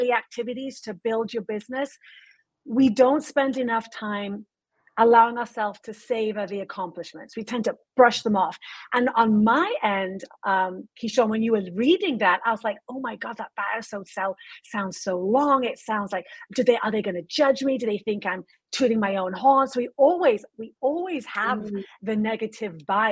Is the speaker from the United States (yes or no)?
no; United Kingdom; I'm British